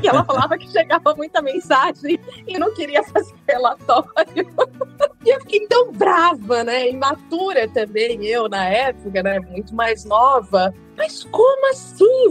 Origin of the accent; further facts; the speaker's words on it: northern Minas Gerais, Brazil; moved away; also born or lived in Campo (truncated); eu tive muito da infância no norte de Minas Gerais